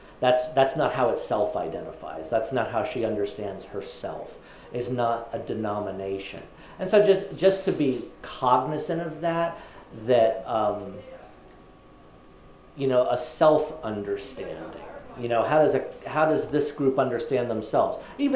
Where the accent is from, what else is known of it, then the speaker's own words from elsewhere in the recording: Texas, United States; And as a Texan Baptist, the emphasis I always saw was you don't need a mediator, you take your sins straight to God.